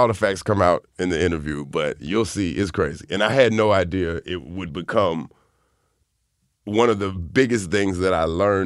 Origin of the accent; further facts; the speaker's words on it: the South, United States; growing up in the South